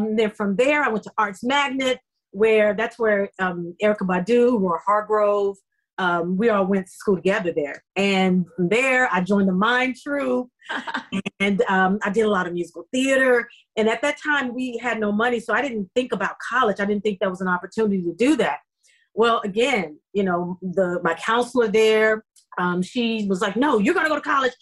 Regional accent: Dallas, Texas, United States; moved away as an adult; also born or lived in Memphis, Tennessee; now in Los Angeles, United States; I was born in Memphis, Tennessee, and I was there till about seven. And then my mother found a place in Dallas

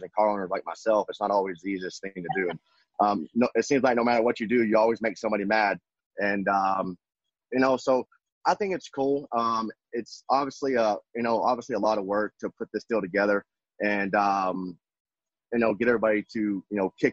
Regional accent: West Texas, United States; growing up in West Texas

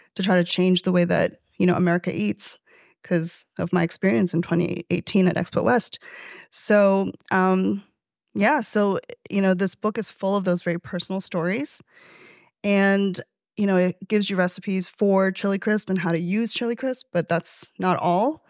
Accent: Chengdu, Sichuan, China; also born or lived in Toronto, Canada; now in New York City, United States; in my hometown

